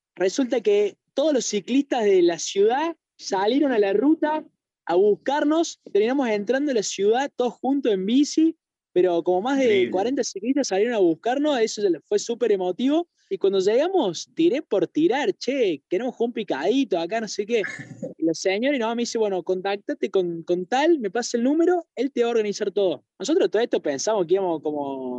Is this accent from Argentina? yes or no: yes; Argentina; ser argentinos